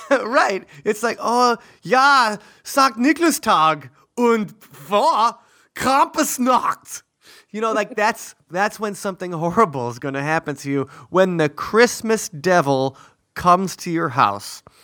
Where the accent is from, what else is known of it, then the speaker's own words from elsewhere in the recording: near Milwaukee, Wisconsin, United States; our German heritage when we grew up near Milwaukee